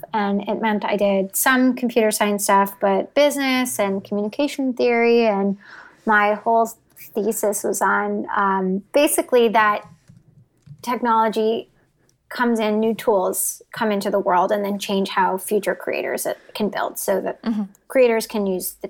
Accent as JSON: {"language": "English", "town": "Boston", "region": "Massachusetts", "country": "United States", "tie": "born or raised there", "also_born_or_lived": "New York", "moved": "as an adult", "lives_now": "San Francisco, United States", "said": "I grew up in the Boston area"}